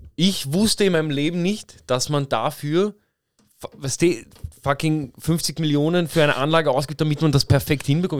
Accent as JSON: {"language": "German", "region": "Vienna", "country": "Austria", "tie": "born or raised there", "said": "ich bin in Wien geboren, weißt du, meine Mutter ist schon in Wien geboren"}